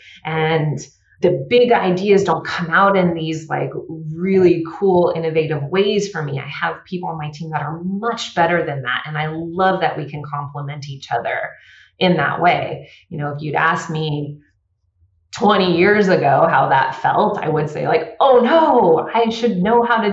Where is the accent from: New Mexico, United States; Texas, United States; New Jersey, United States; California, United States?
California, United States; the Bay Area; I grew up in the Bay Area